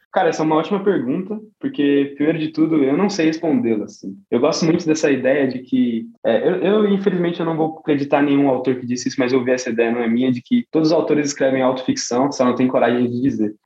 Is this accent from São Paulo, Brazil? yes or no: yes; São Paulo, Brazil; na minha quebrada e na, em algumas quebradas de São Paulo